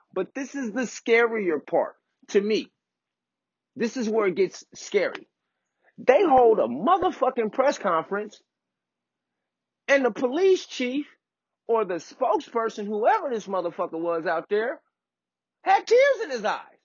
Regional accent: Oak Park, United States; I grew up in Oak Park, went to Bret Hart.

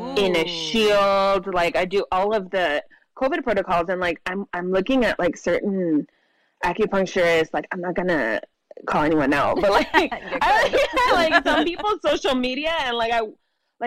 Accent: Imperial County, California, United States; now in San Diego, United States; I'm originally from Imperial County, which is like the rural desert area in California

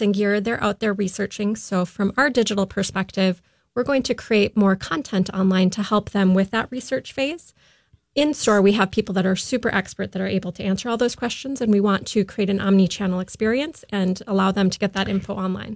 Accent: Afton, Minnesota, United States; also born or lived in Boston / Florida; I'm originally from Minnesota, out in the Afton area

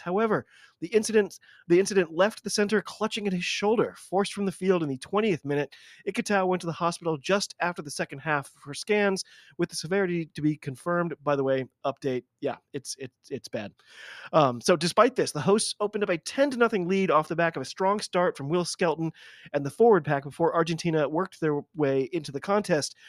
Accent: United States; I'm an American rugby fan

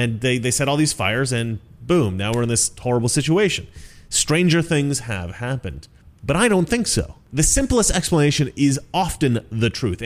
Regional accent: Oregon, United States; I grew up in Oregon

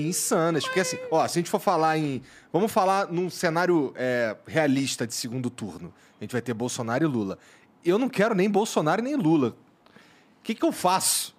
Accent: Rio de Janeiro, Brazil; moved away; eu sou carioca, eu tava no Rio

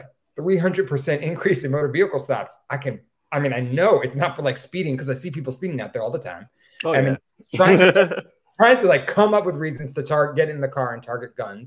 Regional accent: Stamford, Connecticut, United States; now in New Haven, United States; I grew up in Stamford, Connecticut

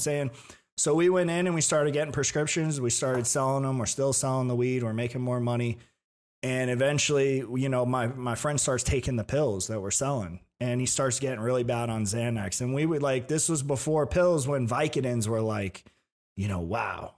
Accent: Tampa, Florida, United States; I was born in Tampa. Yeah. So um, I was born in Tampa

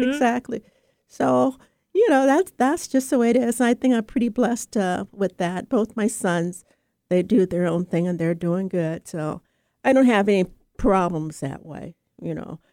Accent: United States; also born or lived in Oakland, California; as an American, a Black American

